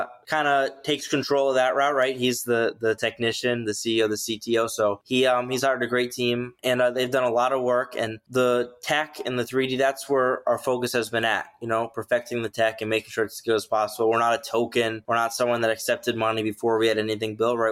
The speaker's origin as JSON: {"language": "English", "town": "Boca Raton", "region": "Florida", "country": "United States", "tie": "born or raised there", "said": "I grew up in South Florida, Boca Raton, Delray Beach area"}